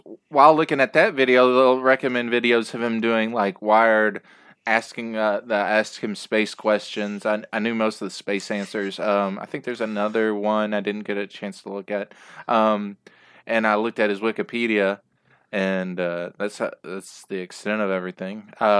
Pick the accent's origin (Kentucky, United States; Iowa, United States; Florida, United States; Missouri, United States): Kentucky, United States; Kentucky boy. I'm from Kentucky.